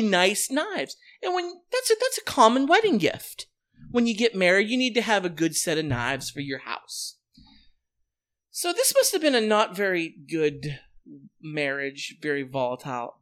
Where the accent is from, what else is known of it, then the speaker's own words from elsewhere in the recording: Western Pennsylvania, United States; my hometown